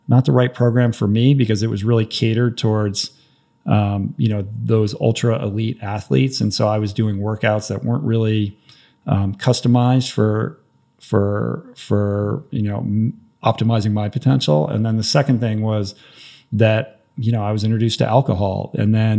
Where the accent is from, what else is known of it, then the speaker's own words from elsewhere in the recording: Washington, District of Columbia, United States; I grew up on the East Coast, Washington, D.C. area.